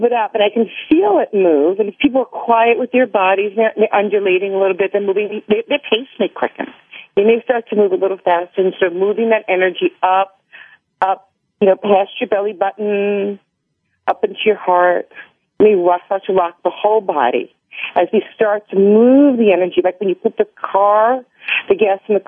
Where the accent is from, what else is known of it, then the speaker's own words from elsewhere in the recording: New York, United States; I'm from New York